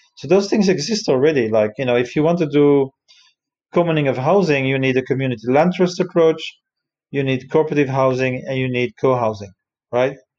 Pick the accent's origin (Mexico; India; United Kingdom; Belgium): Belgium; Brussels, Brussels-Capital Region; moved away; I come originally from Brussels